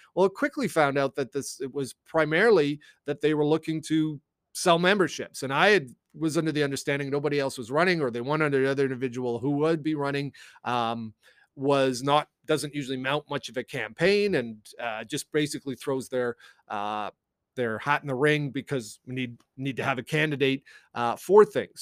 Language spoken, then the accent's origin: English; Canada; also born or lived in United States; I am a Canadian